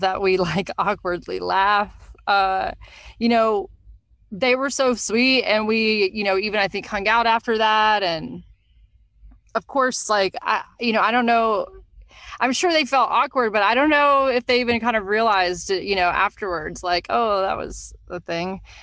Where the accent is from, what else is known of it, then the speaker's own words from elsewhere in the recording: Nashville, Tennessee, United States; moved away; also born or lived in New York; I'm from Nashville originally